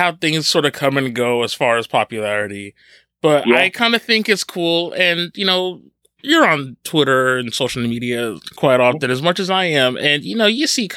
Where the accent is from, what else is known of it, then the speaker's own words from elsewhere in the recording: New Jersey, United States; my hometown, or at least my home state